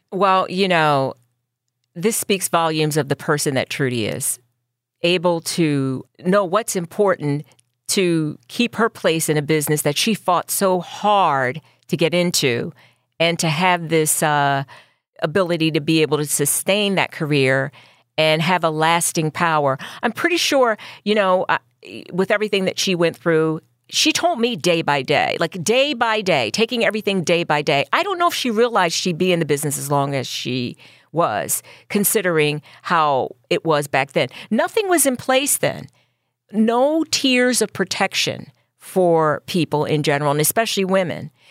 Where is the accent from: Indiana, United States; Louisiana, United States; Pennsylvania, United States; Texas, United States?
Pennsylvania, United States; Philadelphia; I grew up in North Philly